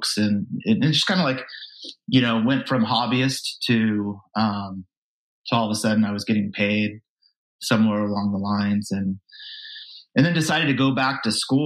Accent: Vacaville, California, United States; I grew up in Vacaville, California, Northern California

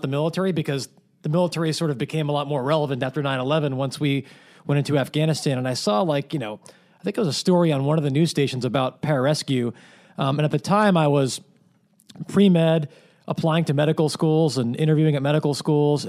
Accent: Manhasset, New York, United States; I grew up on Long Island

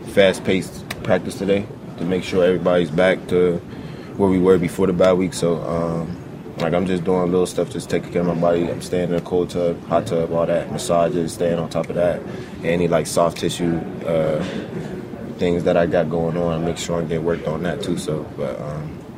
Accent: Pittsburgh, Pennsylvania, United States; moved away; I was at home, my hometown Pittsburgh, chill with my family.

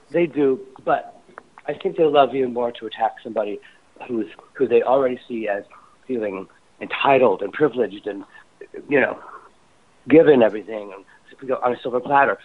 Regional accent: Indiana, United States; moved away; also born or lived in New York City; growing up in Indiana

